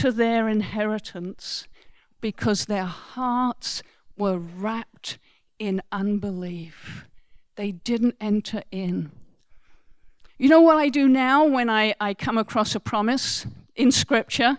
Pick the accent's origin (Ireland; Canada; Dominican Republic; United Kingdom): United Kingdom; England; I am English